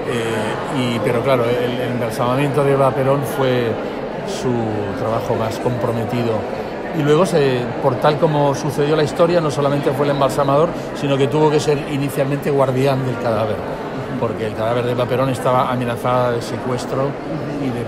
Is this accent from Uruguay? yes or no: yes; Uruguay; Sí, soy uruguaya